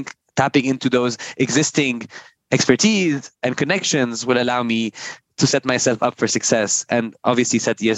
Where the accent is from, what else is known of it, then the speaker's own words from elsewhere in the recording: Lebanon; I always say I'm super grateful for where and how I grew up. I think growing up in a country where, you know, you